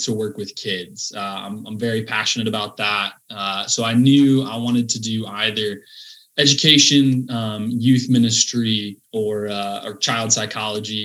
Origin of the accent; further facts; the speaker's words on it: Sioux Center, Iowa, United States; moved away as an adult; now in Orlando, United States; I grew up in Sioux Center, Iowa